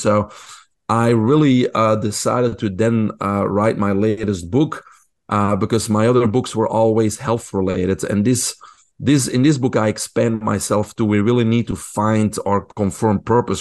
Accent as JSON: {"language": "English", "country": "Belgium", "tie": "born or raised there", "second_language": "English", "moved": "yes", "said": "I grew up in Belgium. People probably can hear my accent."}